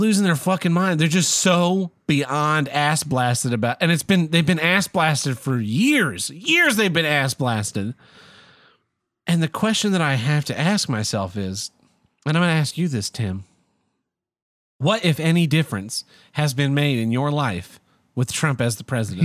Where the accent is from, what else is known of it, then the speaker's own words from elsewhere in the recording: Oklahoma, United States; I'm from Oklahoma